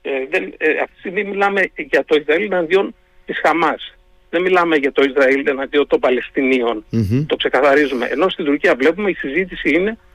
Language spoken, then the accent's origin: Greek; Greece; είμαι Έλληνα.